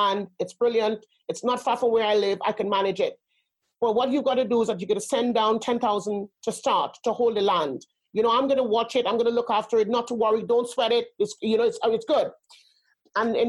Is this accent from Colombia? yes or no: no; Trinidad & Tobago; also born or lived in Spain / Germany / Netherlands; now in United Kingdom; I grew up in Trinidad